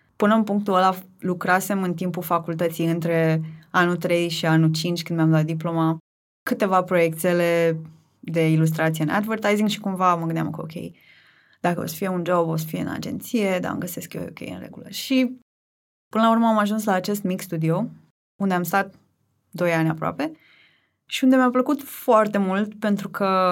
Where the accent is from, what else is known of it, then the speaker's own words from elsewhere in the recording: Tulcea, Tulcea County, Romania; moved away as an adult; now in Bucharest, Romania; în principiu sunt din Tulcea, pentru că acolo mi-am petrecut o mare parte din copilărie, adolescență, cam până să ajung la facultate